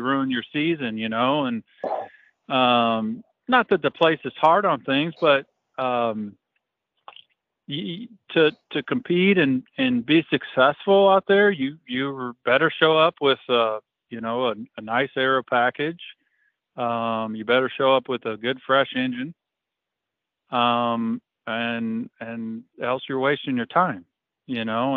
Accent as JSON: {"language": "English", "town": "Fairbury", "region": "Illinois", "country": "United States", "tie": "born or raised there", "said": "it's at Fairbury. It's my hometown right. or my home track"}